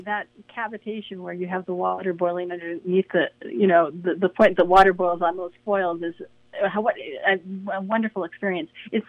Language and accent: English; United States; as an American